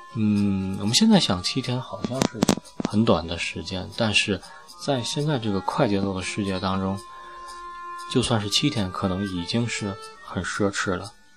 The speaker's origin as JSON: {"language": "Chinese", "country": "China", "said": "我们大陆这边也有这个发布"}